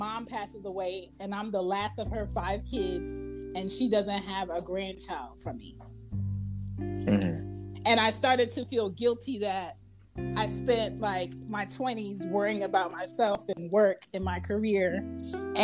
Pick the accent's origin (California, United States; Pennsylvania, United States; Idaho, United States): Pennsylvania, United States; Philadelphia; moved away; also born or lived in New York; I'm an East Coast girl. I'm from Philly.